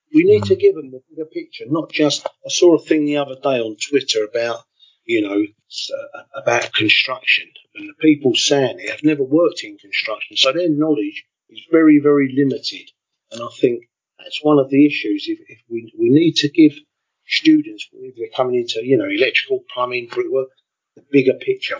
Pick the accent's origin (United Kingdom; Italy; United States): United Kingdom; London; moved away as an adult; also born or lived in Spain / West Berlin; I'm from Deptford as a boy